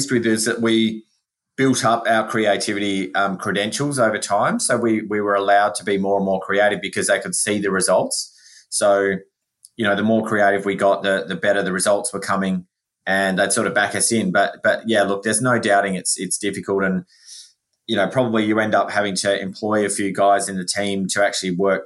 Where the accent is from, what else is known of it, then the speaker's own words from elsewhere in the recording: South Australia, Australia; I am from South Australia